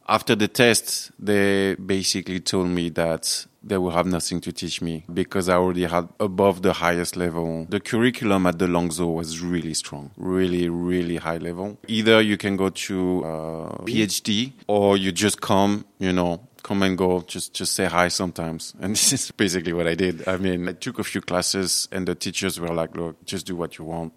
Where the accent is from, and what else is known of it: France; English is a second language; moved away as an adult; also born or lived in China